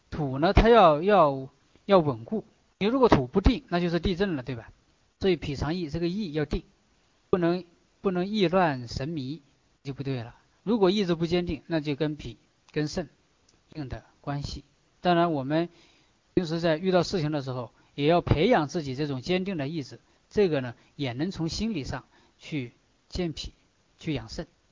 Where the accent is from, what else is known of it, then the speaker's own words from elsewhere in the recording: China; 我们中国人经常讲大智若愚